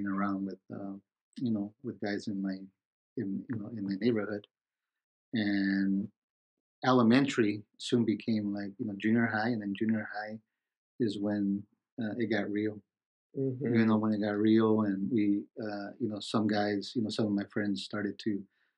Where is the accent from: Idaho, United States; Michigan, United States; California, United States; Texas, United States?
California, United States; Los Angeles; I was born and raised in Los Angeles